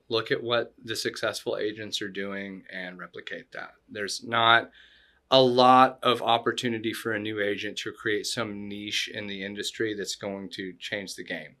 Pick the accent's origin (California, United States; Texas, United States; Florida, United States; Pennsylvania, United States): Florida, United States; also born or lived in Chattanooga, Tennessee; I was born in Florida